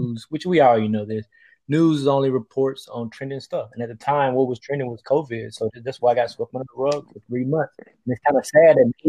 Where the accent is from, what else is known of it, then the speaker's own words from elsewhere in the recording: Mississippi, United States; I growing up in Mississippi